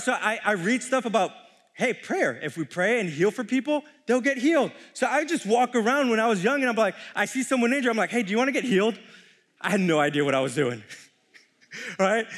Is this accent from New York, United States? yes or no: yes; New York City, New York, United States; moved away as an adult; I'm born and raised in New York City for nineteen years